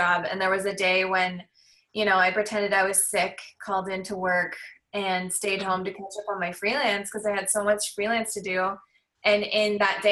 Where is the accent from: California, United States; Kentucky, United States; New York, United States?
California, United States; Southern; I grew up in California, in Southern California